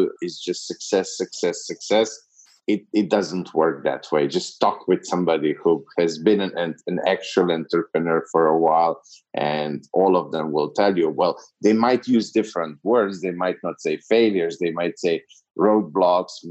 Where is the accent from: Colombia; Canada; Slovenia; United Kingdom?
Slovenia; moved away as an adult; now in Serbia; I'm from Slovenia, which is a very small Eastern European country